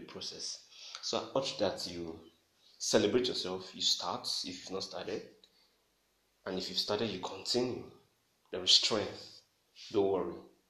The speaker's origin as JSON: {"language": "English", "country": "Nigeria", "said": "I'm a Nigerian"}